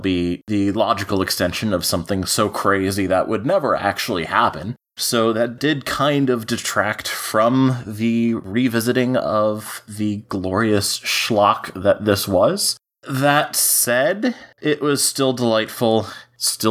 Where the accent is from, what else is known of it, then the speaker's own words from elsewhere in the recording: United States; Speaking as an American